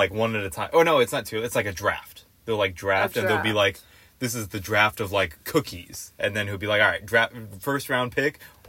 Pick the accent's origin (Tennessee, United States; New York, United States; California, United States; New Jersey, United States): California, United States; Torrance; we both are from Southern California. Torrance gang.